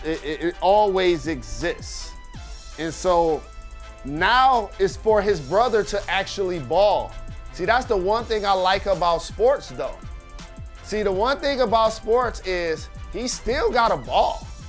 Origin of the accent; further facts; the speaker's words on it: Midwest, United States; as a Midwesterner